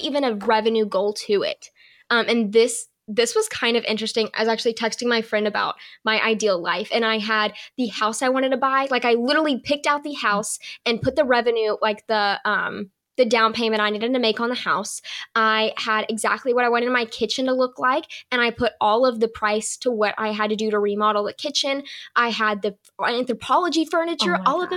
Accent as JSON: {"language": "English", "region": "the South", "country": "United States", "said": "I'm from the South"}